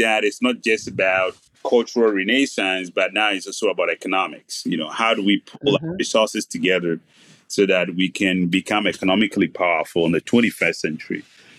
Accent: Ghana; also born or lived in Accra / Nairobi / Johannesburg / San Francisco; So fundamentally, I'm an African. I tell people of Ghanaian origin.

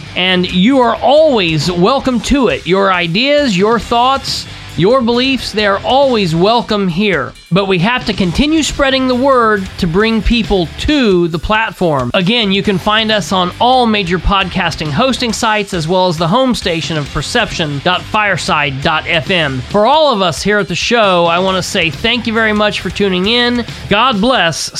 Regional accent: United States; being an American

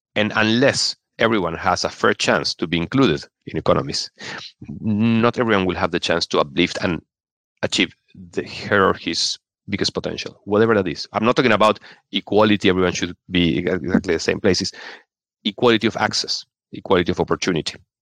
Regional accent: Argentina; moved away as an adult; also born or lived in Venezuela / Brazil / Chile; now in London, United Kingdom; I grew up, I'm originally from Argentina

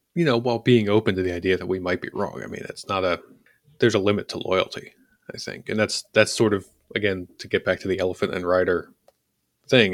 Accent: Philadelphia, Pennsylvania, United States; I'm from Philly.

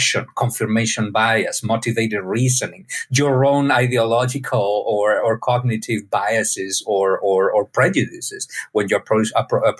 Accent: Spain; My dad is a medical doctor, also from Spain. I was born in Spain

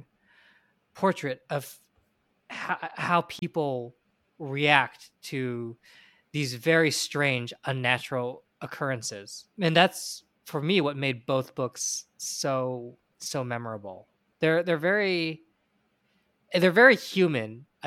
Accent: United States; I'm Chinese American, American educated

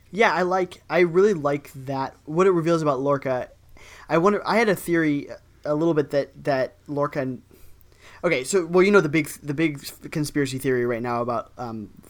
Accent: Ohio, United States; I was you know from Ohio before. We don't nobody talks about Ohio

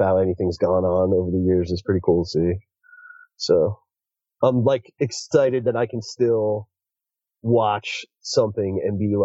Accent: Northeast, United States; Growing up in the Northeast in an area where we had cable.

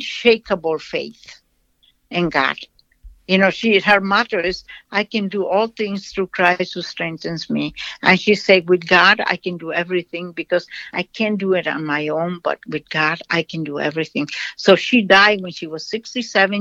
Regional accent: Brazil; English is a second language; moved away; I was born in Brazil. I was educated there

